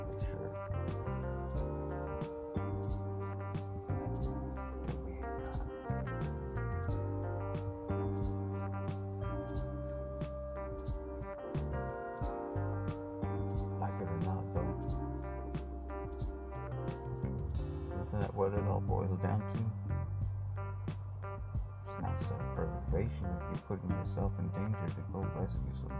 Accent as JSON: {"language": "English", "town": "Mountain View", "region": "California", "country": "United States", "tie": "born or raised there", "said": "my hometown, Mountain View, California"}